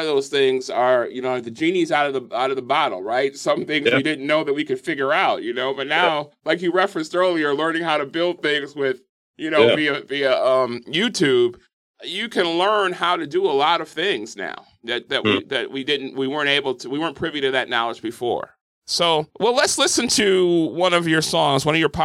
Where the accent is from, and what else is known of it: Milwaukee, Wisconsin, United States; born or raised there